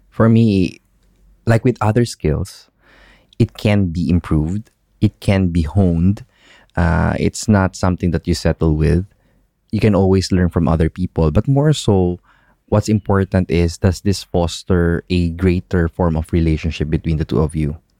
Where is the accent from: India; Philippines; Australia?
Philippines; moved away as an adult; now in United Arab Emirates; growing up in the Philippines